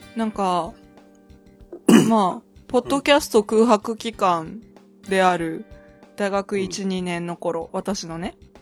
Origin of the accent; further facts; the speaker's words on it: Akita, Japan; 私の出身地の秋田市の成人式でそれがあって、